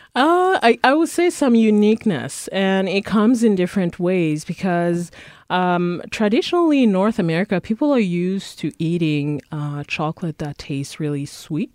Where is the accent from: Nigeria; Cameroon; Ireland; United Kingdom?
Cameroon; also born or lived in Prince Edward Island, Canada; now in Winnipeg, Canada; I'm originally from Cameroon, but I grew up, I've been in Canada for the past, uh, twenty years